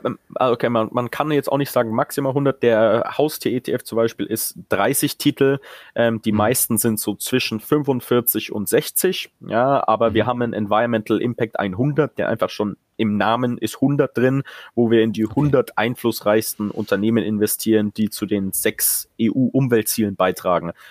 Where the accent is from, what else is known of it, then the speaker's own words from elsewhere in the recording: Munich, Bavaria, Germany; now in United Kingdom; ich als Münchner